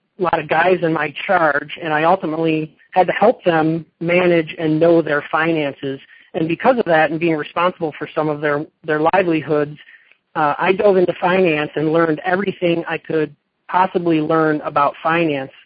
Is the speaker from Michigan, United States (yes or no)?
yes; Michigan, United States; moved away as an adult; now in Las Vegas, United States; I'm originally from Michigan. I grew up playing hockey, and I was a carpenter there. I lived there until I was 22 years old